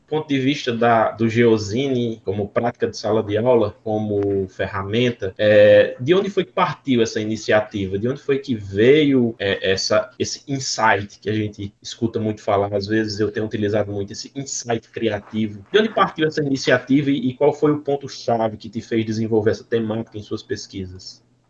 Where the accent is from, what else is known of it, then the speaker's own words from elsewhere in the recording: southern Ceará, Brazil; now in Paraíba, Brazil; eu falo como professor hoje do estado da Paraíba, mas eu sou cearense, eu sou do sul do Ceará